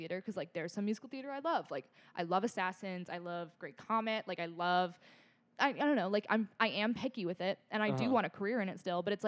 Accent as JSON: {"language": "English", "town": "Cleveland", "region": "Ohio", "country": "United States", "tie": "born or raised there", "said": "I'm from Cleveland"}